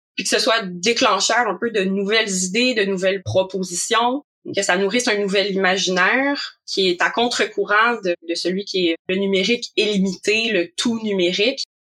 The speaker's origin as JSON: {"language": "French", "region": "Quebec", "country": "Canada", "also_born_or_lived": "Montreal", "said": "J'habite à Montréal aussi, si vous l'entendez par mon accent, donc euh, je viens du Québec"}